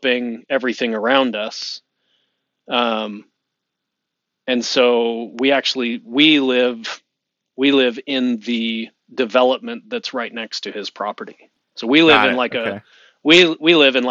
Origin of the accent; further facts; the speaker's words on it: Lehi, Utah, United States; I live in Lehigh, Utah. Mm-hmm. I share a boundary with my parents where I grew up